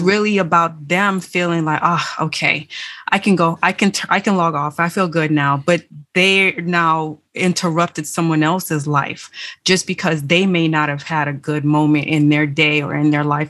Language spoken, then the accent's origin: English; Miami, Florida, United States; moved away as an adult; most of my fellow uh, students, my high school friends, they uh, most of them stayed in Miami